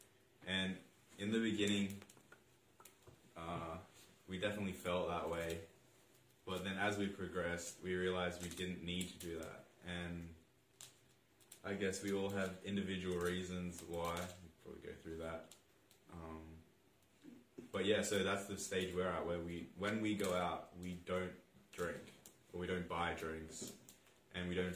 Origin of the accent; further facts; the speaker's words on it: Sydney, New South Wales, Australia; I'm 22, from Sydney, and I study psychology